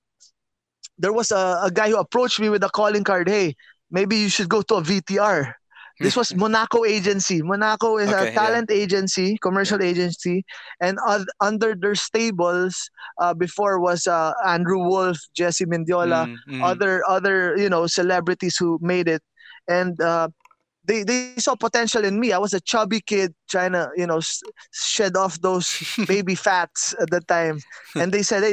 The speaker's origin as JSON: {"language": "English", "town": "Muntinlupa", "region": "Metro Manila", "country": "Philippines", "tie": "born or raised there", "said": "I grew up in Alabang, and you know, a gated community."}